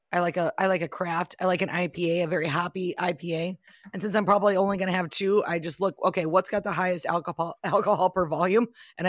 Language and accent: English; St. Paul, Minnesota, United States; Yeah, I'm from St. Paul